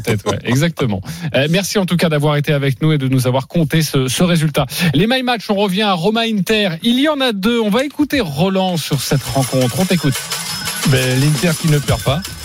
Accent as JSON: {"language": "French", "country": "France", "said": "chez nous français, chez nous en France"}